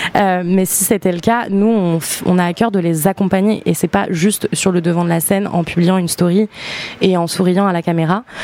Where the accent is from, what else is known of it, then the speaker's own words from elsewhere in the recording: New Caledonia; moved away; J'ai grandi en Nouvelle-Calédonie